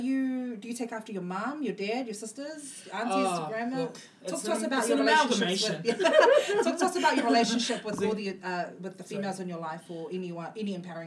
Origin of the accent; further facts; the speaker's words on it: Christchurch, Canterbury, New Zealand; I'm from Christchurch.